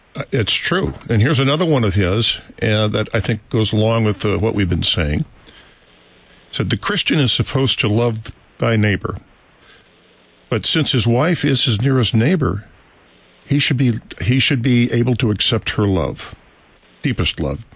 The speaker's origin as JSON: {"language": "English", "town": "St. Louis", "region": "Missouri", "country": "United States", "tie": "born or raised there", "said": "I grew up here in St. Louis. It was my hometown"}